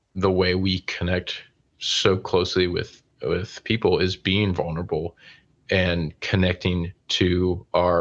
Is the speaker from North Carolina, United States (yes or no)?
yes; Charlotte, North Carolina, United States; I grew up in Charlotte